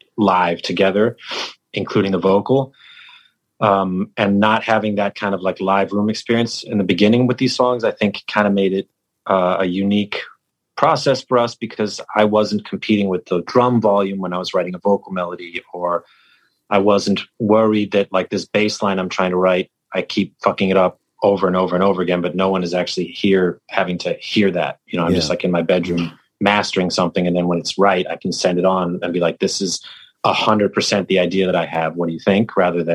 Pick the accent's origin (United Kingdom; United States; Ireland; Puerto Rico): United Kingdom; England; born there; I think, you know, I was born in England.